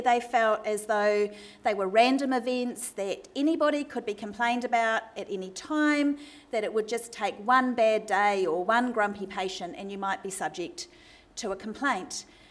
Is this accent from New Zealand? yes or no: yes; New Zealand; now in Melbourne, Australia; I am a Kiwi, and I apologise if my accent causes anyone any difficulty tonight